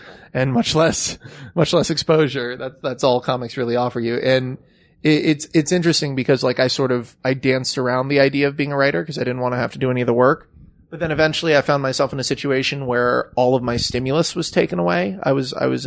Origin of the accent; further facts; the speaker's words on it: California, United States; I grew up in California